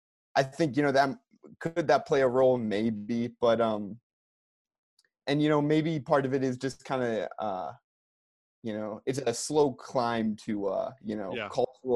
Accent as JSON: {"language": "English", "town": "Milwaukee", "region": "Wisconsin", "country": "United States", "tie": "born or raised there", "said": "I grew up in Milwaukee as an NBA fan."}